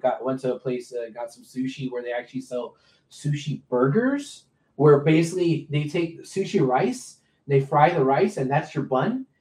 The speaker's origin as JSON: {"language": "English", "town": "Houston", "region": "Texas", "country": "United States", "said": "I'm from Houston."}